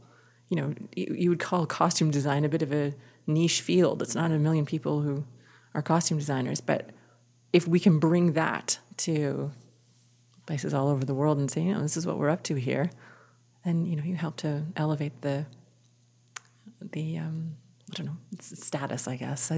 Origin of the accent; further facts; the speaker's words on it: the Prairies, Canada; also born or lived in Vancouver; And I'm a prairie kid. I was born in Vancouver, but I am a prairie kid. So what I bring is guided by that, whether I like it or not. Big open sky, tons of space, imagination.